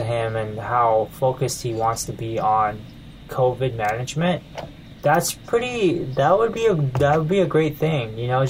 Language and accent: English; United States; moved away; also born or lived in Taiwan; As an American